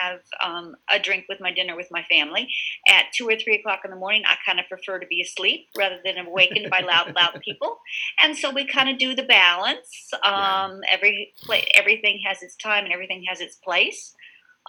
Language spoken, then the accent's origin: English; Virginia Beach, Virginia, United States; moved away as an adult; also born or lived in Philadelphia; now in Delaware, United States; I grew up in Virginia Beach